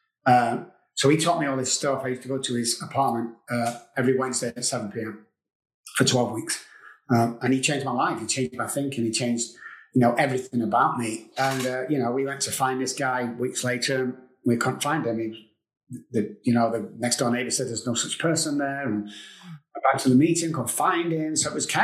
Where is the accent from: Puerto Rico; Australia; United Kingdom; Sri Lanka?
United Kingdom; England; moved away as an adult; now in Texas, United States; I'm from England. I came over here 16 years ago to Texas.